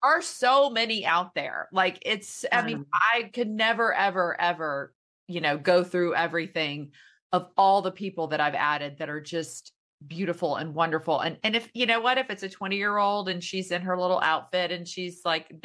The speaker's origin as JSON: {"language": "English", "region": "Louisiana", "country": "United States", "tie": "born or raised there", "moved": "yes", "lives_now": "Dallas, United States", "said": "I'm from the deep South. I'm from Louisiana"}